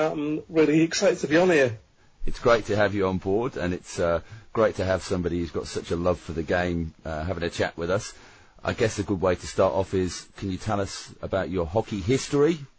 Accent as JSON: {"language": "English", "region": "Queensland", "country": "Australia"}